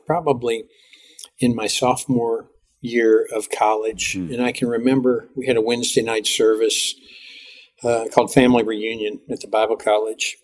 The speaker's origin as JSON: {"language": "English", "town": "Cincinnati", "region": "Ohio", "country": "United States", "tie": "born or raised there", "said": "I grew up in Cincinnati, Ohio."}